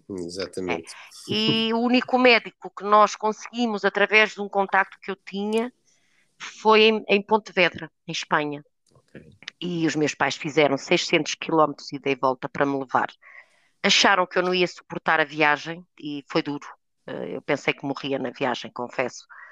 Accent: Trás-os-Montes, Portugal; moved away as an adult; also born or lived in Porto; regresso atrás dos montes, de onde eu sou originária

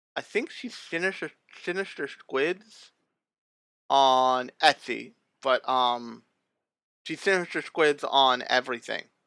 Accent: United States; we're American otaku

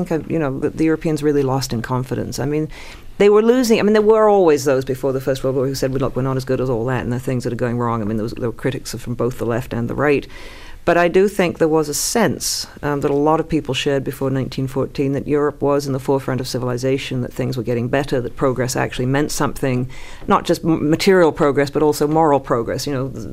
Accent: Toronto, Ontario, Canada; I grew up in Toronto

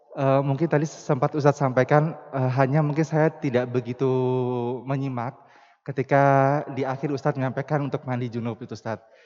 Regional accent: Papua, Indonesia; Jujur saya dari Papua. Jadi ini tuh kayak ilmu baru lagi yang saya dapatkan.

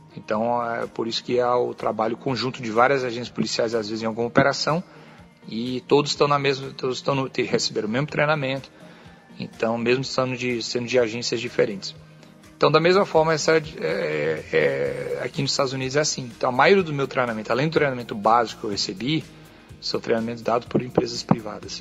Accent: Brazil; also born or lived in California, United States; now in United States; eu posso até ter deixado o Brasil, mas o Brasil não deixou, não, não me deixou. Eu continuo sendo brasileiro.

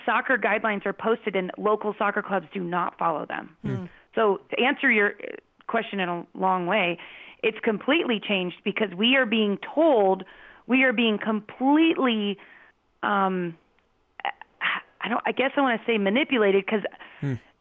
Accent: Phoenix, Arizona, United States; I grew up in Phoenix

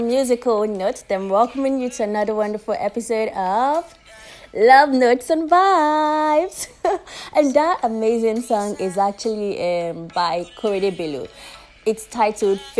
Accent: Nigeria; As a Nigerian, I always say as a Nigerian

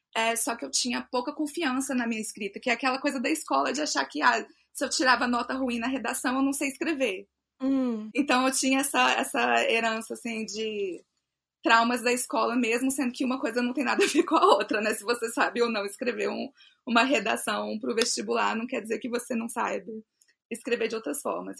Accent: Brasília, Federal District, Brazil; eu sou de Brasília DF, nasci aqui em Brasília, morei em outro lugar também, mas hoje eu estou aqui, sou brasiliense

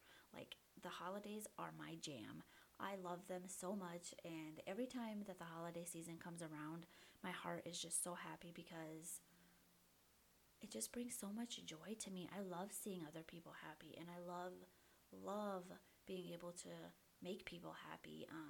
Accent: Bosnia & Herzegovina; moved away; when we came over from Bosnia, we all kind of stayed close together, like my cousins, my aunts and uncles.

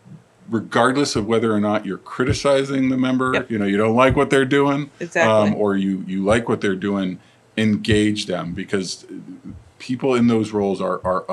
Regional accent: Eastern Connecticut, United States; Eastern Connecticut, where I'm from, is rural.

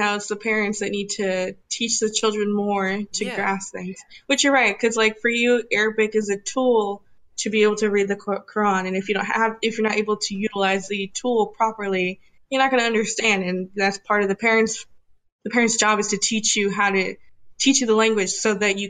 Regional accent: United States; first language Spanish; English is a second language; Plus, I'm American born, Hispanic. So I didn't completely understand the Spanish language. Like I was like, I did learn it first, but because I was in an American school system that predominantly speaks English

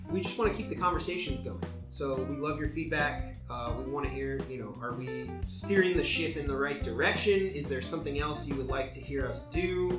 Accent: Granger, Indiana, United States; now in Los Angeles, United States; And we are from Indiana.

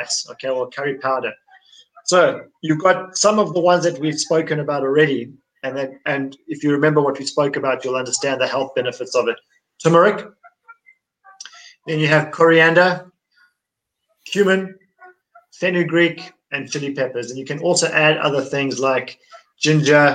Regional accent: Durban, KwaZulu-Natal, South Africa; I grew up in Durban where we eat curry all our lives. We grow up on it

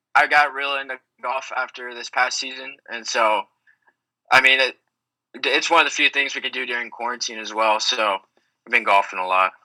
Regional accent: Texas, United States; I am still in Texas now, but uh, growing up in Texas

